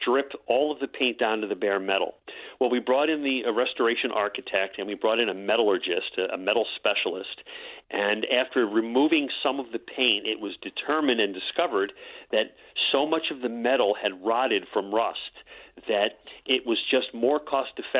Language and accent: English; Margate City, New Jersey, United States; I grew up in Margate, and Lucy's just always been a part of my childhood